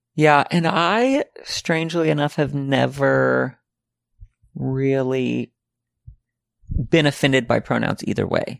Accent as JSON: {"language": "English", "region": "Arkansas", "country": "United States", "tie": "born or raised there", "moved": "yes", "said": "The other ones live in Arkansas. One lives in my hometown in, like, right next to my mom"}